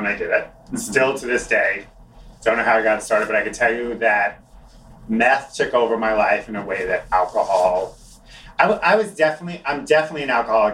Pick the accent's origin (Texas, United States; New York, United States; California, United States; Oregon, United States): New York, United States; Long Island; moved away as an adult; I grew up on Long Island. I lived in this city for 19 years.